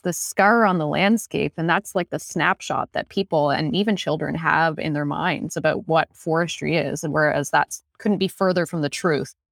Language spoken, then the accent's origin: English; Newfoundland and Labrador, Canada; now in Renfrew County, Canada; I am from Labrador, and I had no idea what forestry was growing up. I grew up in a mining town